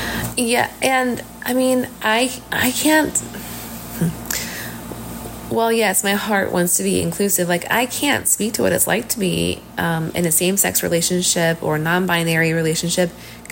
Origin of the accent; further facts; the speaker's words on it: Missouri, United States; I've lived in Missouri my entire life, within like a 1.5 hour radius of, you know, the same area.